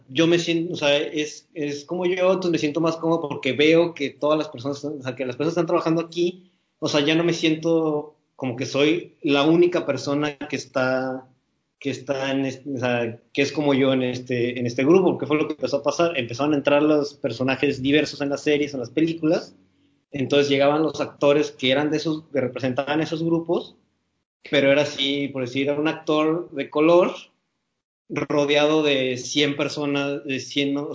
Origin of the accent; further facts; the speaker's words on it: United States; yo soy, soy estadounidense, pero mi papá sigue siendo, o sea, mi papá sí es latino, que nació en, un país de Latinoamérica